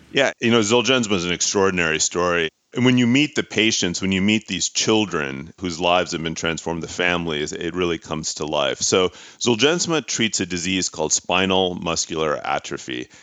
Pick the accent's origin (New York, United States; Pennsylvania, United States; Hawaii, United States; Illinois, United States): Pennsylvania, United States; Pittsburgh; moved away; I'm a son of immigrant parents from India. I grew up in Pittsburgh, Pennsylvania